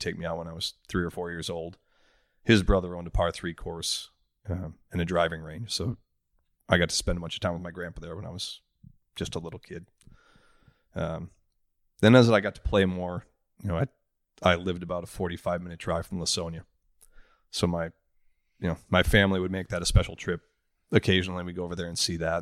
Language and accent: English; Oshkosh, Wisconsin, United States; I grew up in Oshkosh, Wisconsin